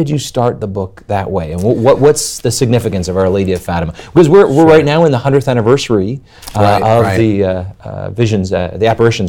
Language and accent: English; Long Island, New York, United States; We're both from Long Island.